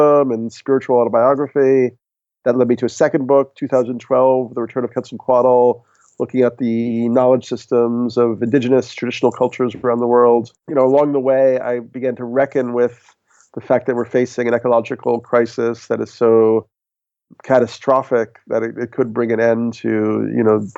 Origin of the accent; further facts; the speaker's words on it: New York, United States; I'm a New Yorker